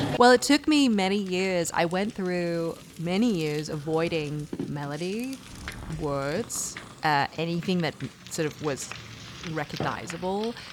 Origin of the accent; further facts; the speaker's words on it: Sydney, New South Wales, Australia; moved away as an adult; I grew up in Sydney, Australia